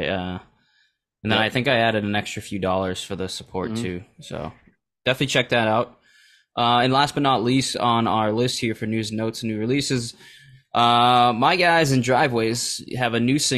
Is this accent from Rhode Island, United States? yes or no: no; South Shore, Massachusetts, United States; I'm from the South Shore